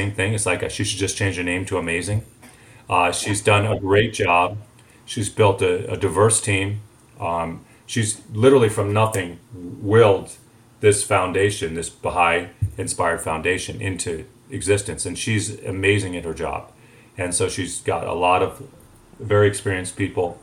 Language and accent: English; Highland Park, Illinois, United States; in my hometown of Highland Park